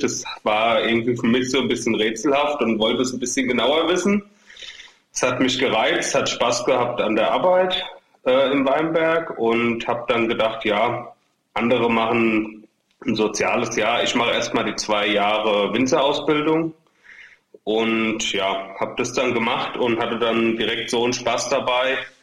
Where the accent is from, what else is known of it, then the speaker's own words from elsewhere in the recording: Ingelheim am Rhein, Rhineland-Palatinate, Germany; also wir kommen ja sogar nur aus dem Stadtteil von Ingelheim sozusagen. Wir kommen aus Großwindenheim, genauer gesagt.